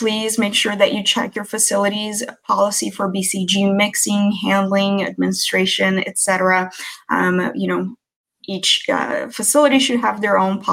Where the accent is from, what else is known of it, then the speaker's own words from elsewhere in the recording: Brazil; moved away; I'm native from Brazil, and being born in a foreign country in the 80s